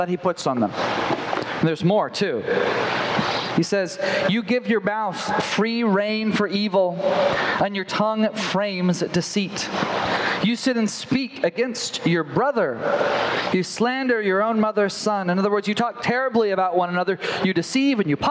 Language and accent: English; the Bible Belt, United States; I grew up in the Bible Belt